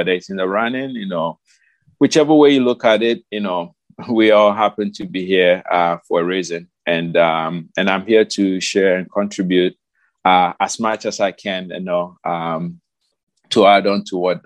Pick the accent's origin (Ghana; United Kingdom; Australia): Ghana; moved away as an adult; now in United States; I moved from Ghana 2009, okay, late 2009. I moved to the United States because my fiance then, now my wife, lived here.